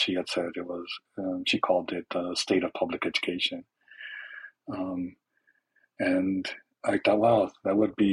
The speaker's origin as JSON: {"language": "English", "town": "Los Angeles", "region": "California", "country": "United States", "tie": "born or raised there", "said": "I was born and raised in East Los Angeles to immigrant parents from Mexico"}